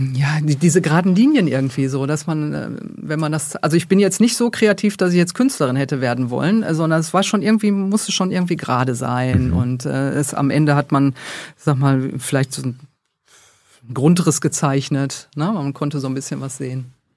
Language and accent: German; Duisburg, North Rhine-Westphalia, Germany; Ich komme tatsächlich aus Duisburg